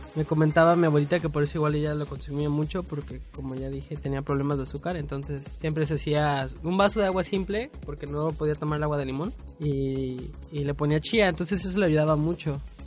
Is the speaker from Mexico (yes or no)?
yes; Mexico; por comer en la calle como buen mexicano